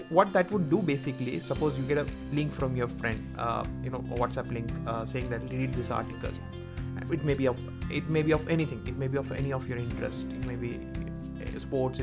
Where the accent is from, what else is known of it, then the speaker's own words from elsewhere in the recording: India; I am from India. Our language is Hindi